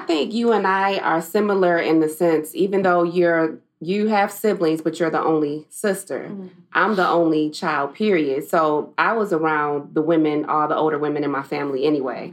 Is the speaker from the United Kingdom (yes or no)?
no; Southfield, Michigan, United States; I grew up in Southfield and went to Southfield High.